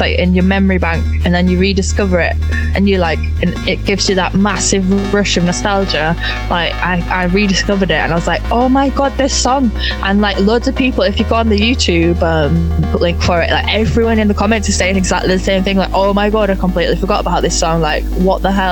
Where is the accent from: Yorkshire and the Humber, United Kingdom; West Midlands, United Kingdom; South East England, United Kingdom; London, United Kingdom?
Yorkshire and the Humber, United Kingdom; Bradford; moved away as an adult; also born or lived in Huddersfield / Leeds; now in Bristol, United Kingdom; I'm from Bradford, which is next to Leeds.